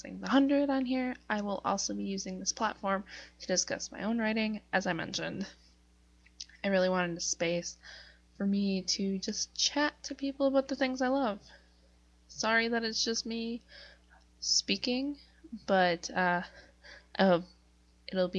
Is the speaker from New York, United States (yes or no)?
no; Northeast Wisconsin, United States; I'm a writer from Northeast Wisconsin